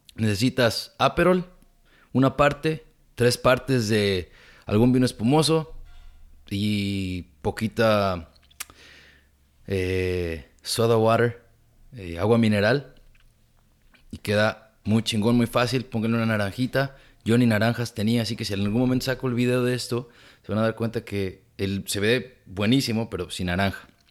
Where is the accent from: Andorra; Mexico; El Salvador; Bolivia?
Mexico; now in California, United States; Nosotros como inmigrantes, como latinos, como mexicanos.